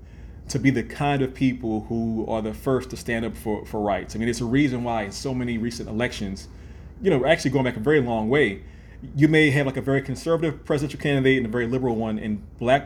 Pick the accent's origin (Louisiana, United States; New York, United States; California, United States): Louisiana, United States; New Orleans; born or raised there